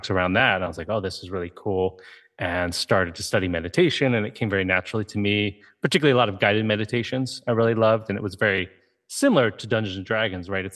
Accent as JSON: {"language": "English", "region": "Ohio", "country": "United States", "tie": "born or raised there", "said": "I grew up in Ohio."}